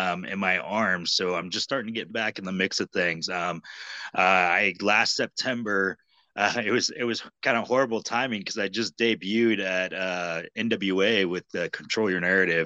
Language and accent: English; Kansas City, United States; Trailblazer Championship Wrestling in the Kansas City area. So that's kind of my hometown area